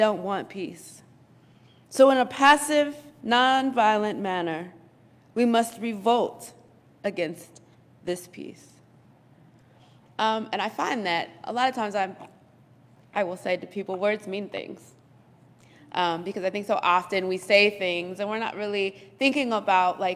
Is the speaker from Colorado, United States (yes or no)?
yes; Colorado, United States; I was born and raised in Colorado